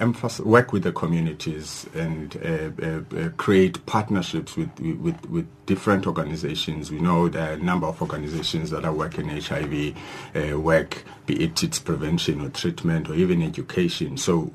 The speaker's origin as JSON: {"language": "English", "town": "Mthatha", "region": "Eastern Cape", "country": "South Africa", "tie": "born or raised there", "said": "Yes, we cannot forget one in happening in Mthatha, which is my hometown in the Eastern Cape."}